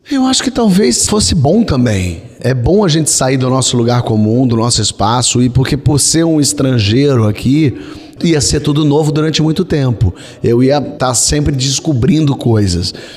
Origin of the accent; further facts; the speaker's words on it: Brazil; eu, como brasileiro